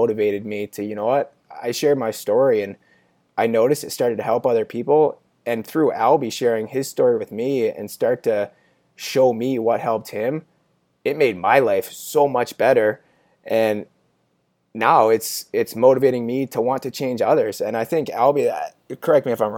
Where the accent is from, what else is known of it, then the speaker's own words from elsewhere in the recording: Canada; now in Pittsburgh, United States; It's the Canadian in me